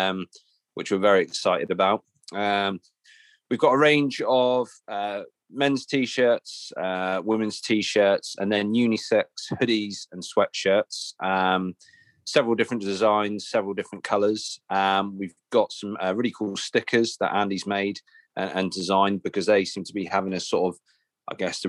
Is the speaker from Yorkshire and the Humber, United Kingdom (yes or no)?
no; Cornwall, South West England, United Kingdom; moved away; growing up in Cornwall, surfing was kind of all around, and since then I moved up here